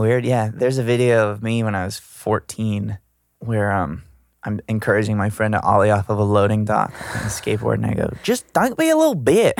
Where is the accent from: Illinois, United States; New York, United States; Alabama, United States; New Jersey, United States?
Alabama, United States; Gulf Shores; now in Los Angeles, United States; I'm from Gulf Shores